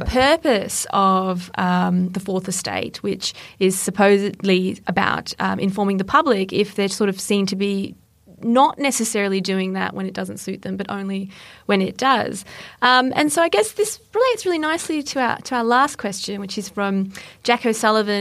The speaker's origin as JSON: {"language": "English", "country": "Australia", "said": "I'm Australian"}